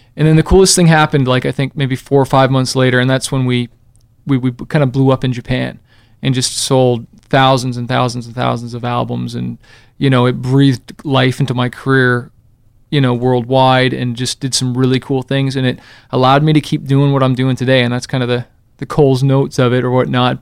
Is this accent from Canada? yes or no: yes; Canada; moved away; I came from Canada originally